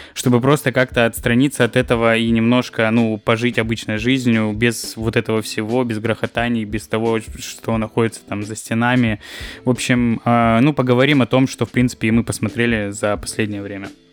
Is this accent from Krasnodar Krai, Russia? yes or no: yes; Kropotkin, Krasnodar Krai, Russia; moved away; когда Ксюша там с дядей приехали в Кропоткино, я все время их просил привезти мне какой-нибудь чизбургер